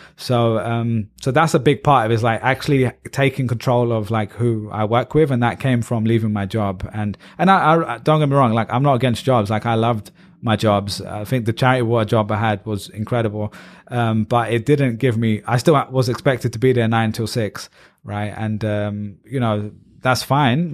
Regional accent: England, United Kingdom; moved away as an adult; also born or lived in Ireland; now in United States; I'm proudly Pakistani British

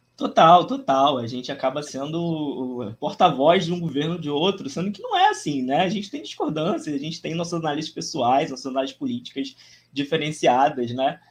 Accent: Rio de Janeiro, Brazil; eu sou do Rio de Janeiro, tenho 26 anos, né? Nascido em dezembro de 96, nasci dia 2 de dezembro de 96, dia do samba. É, então sou bem carioca

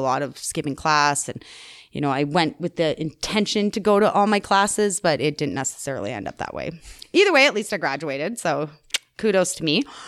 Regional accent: Calgary, Alberta, Canada; also born or lived in Chestermere; I grew up in Calgary in the Northeast, Marble Park

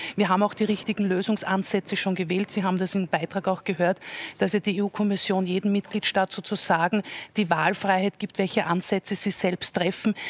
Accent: Salzburg, Austria; nach Salzburg schaue, wo ich herkomme

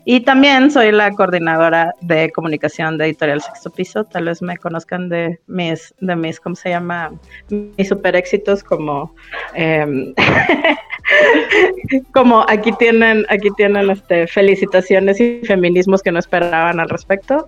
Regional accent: Monterrey, Nuevo León, Mexico; also born or lived in Rio Grande, Texas, United States; soy de Monterrey, nacida en el Río Grande, Texas.

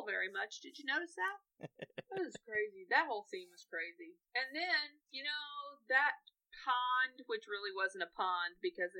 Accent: United States; We're American

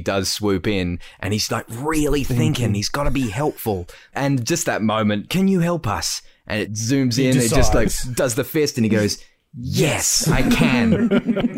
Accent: Australia; I deliver the mail in my hometown in the hills, and I actually deliver mail to my old primary school.

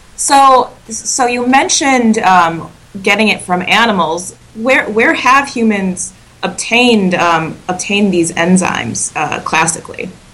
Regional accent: Wisconsin, United States; I'm from Wisconsin

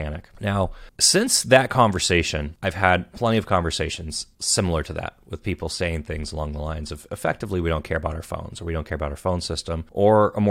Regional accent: Southern California, United States; I grew up in Southern California

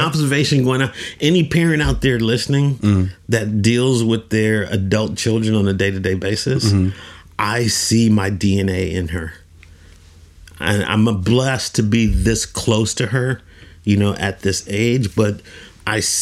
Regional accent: Oakland, California, United States; moved away as an adult; now in Oman; I'm originally from Oakland, California.

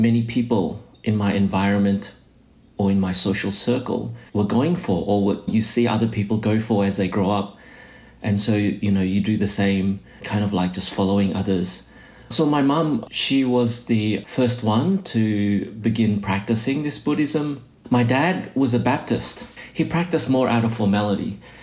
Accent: Australia; moved away as an adult; also born or lived in Indonesia / New Zealand; now in Boston, United States; I was born in Indonesia. Our family migrated to Australia when I was a kid because my parents wanted, you know, us to have a better life, to have a better education. And so I pretty much grew up in Australia

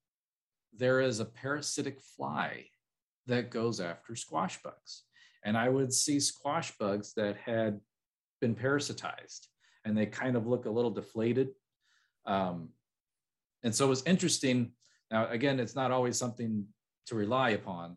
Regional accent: between Chicago and St. Louis, Illinois, United States; I'm from between Chicago and St. Louis

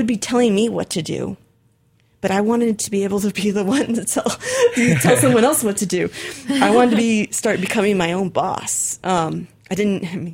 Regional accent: Arcata, California, United States; moved away as an adult; also born or lived in Berkeley, California; the university that was in my hometown, Humboldt State

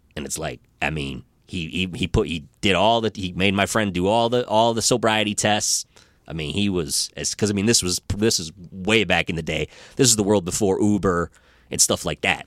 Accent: Rochester, Michigan, United States; I grew up in Rochester

